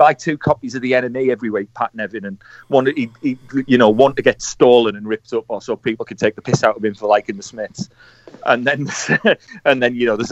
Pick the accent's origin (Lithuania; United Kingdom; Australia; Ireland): United Kingdom; Middlesbrough, North East England; I'm from Linthorpe.